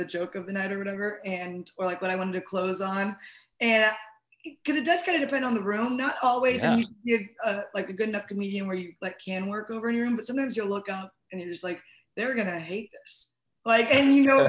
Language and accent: English; St. Louis, Missouri, United States; also born or lived in Boulder, Colorado; I was originally from St. Louis, and then I lived in Boulder, and then I moved back to St. Louis.